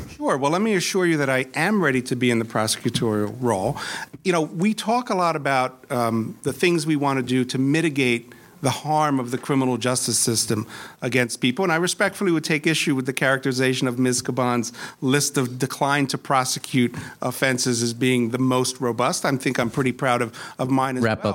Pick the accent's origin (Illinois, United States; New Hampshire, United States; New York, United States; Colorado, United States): New York, United States; New York City; I grew up in Flushing with my mom in our little rent stabilized apartment.